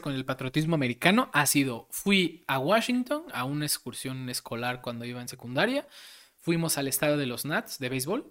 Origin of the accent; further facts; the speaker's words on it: Mexico; Como mexicano